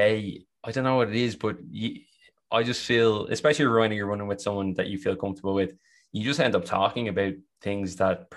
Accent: Ireland; accent: Irish; you can hear by my accent, you know, I'm a white Irish man.

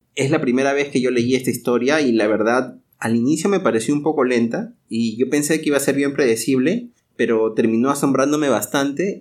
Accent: Peru; now in Brazil; nosotros somos también inmigrantes, ¿no? Nosotros somos peruanos, pero vivimos en Brasil

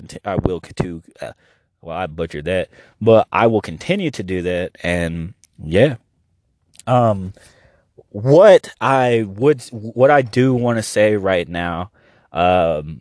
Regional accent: Oklahoma, United States; We're from Oklahoma

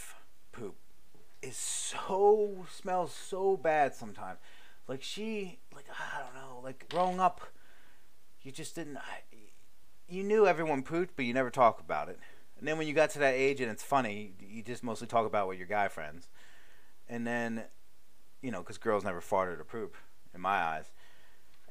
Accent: Baltimore, Maryland, United States; I'm from Baltimore

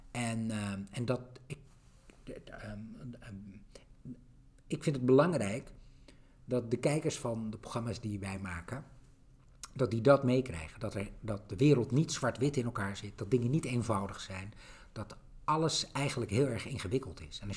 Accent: Netherlands; ik kom uit Nederland.

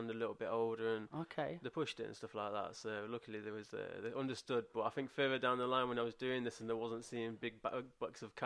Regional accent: Ripley, East Midlands, United Kingdom; I grew up around Ripley, so I went to Ripley Skate Park every day

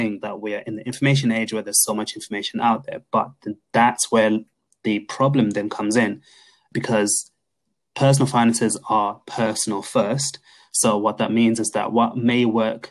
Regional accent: Zimbabwe; we are both from Zimbabwe.

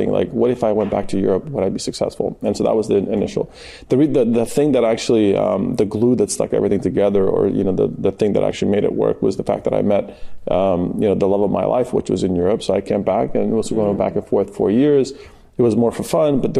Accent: California, United States; And so for me, actually, you know, growing up in Southern California

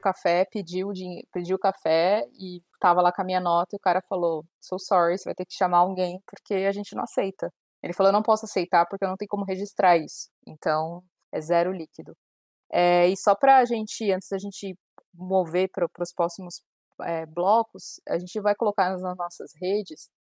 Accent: Brazil; a gente, como brasileiro

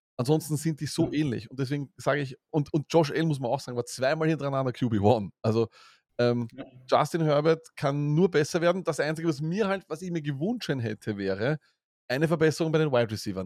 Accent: Vienna, Austria; als Wiener

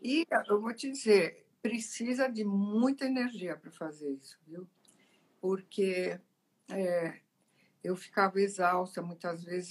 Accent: Italy; now in Brazil; eu sou italiana, né? eu nasci lá.

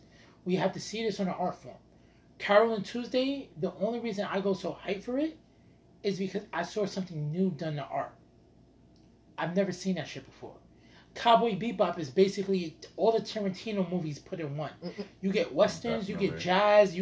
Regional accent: United States; as American fans

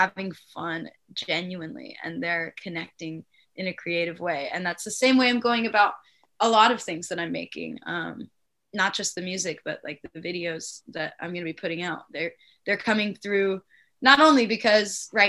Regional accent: Palm Springs, California, United States; I'm from Palm Springs.

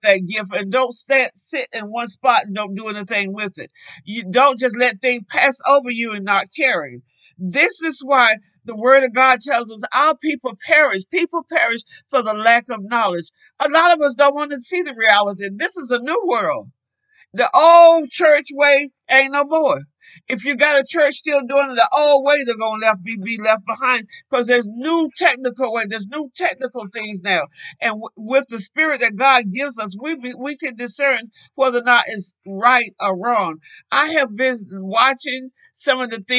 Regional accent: North Carolina, United States; now in Arizona, United States; I'm not from Arizona. I originally came from North Carolina in a family of 14 children

